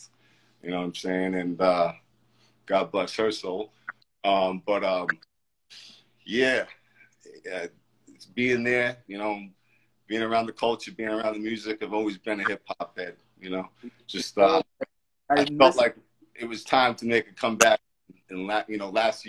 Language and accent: English; New York, United States; moved away; I'm originally from New York